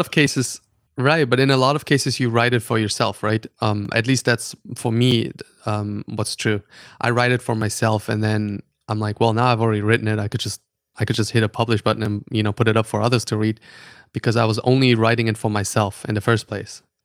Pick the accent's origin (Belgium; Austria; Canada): Austria; English is a second language; also born or lived in Germany / Stockholm; now in New York, United States; I'm, uh, German. Uh, so I'm born in Germany. I grew up in Austria